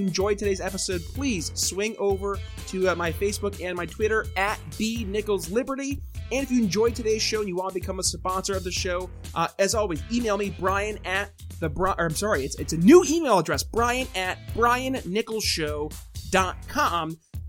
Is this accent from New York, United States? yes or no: yes; upstate New York, United States; I am from New York, but I did not do Common Core. Thank God. Because if I did, I'm pretty sure I wouldn't be able to tie my shoes. Way upstate New York. Like as far north as you can go without being in Canada.